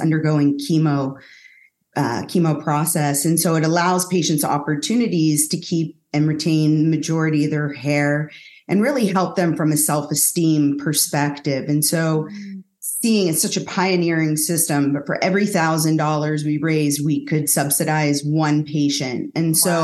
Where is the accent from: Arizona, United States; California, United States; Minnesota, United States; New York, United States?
California, United States; San Francisco Bay Area; I was born and raised in San Francisco Bay Area.